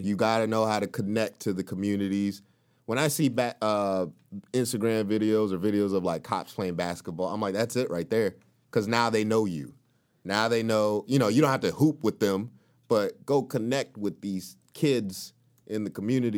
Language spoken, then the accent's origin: English; the South, United States; now in California, United States; from the South, I felt there was a rich black culture.